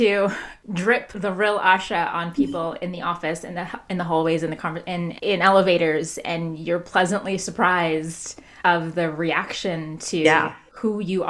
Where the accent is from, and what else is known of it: Canada; accent: Canadian